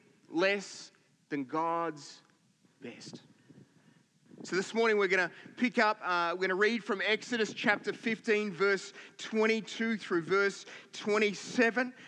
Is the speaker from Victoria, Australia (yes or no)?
yes; Victoria, Australia; now in Queensland, Australia; we grew up in Victoria